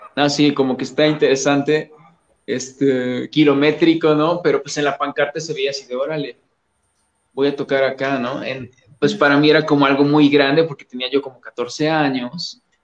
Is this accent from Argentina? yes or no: no; Coatepec, Veracruz, Mexico; moved away as an adult; now in Mexico City, Mexico; pues yo soy de originario de, un lugar que se llama Coatepec, Veracruz, no soy de la Ciudad de México, sino soy veracruzano.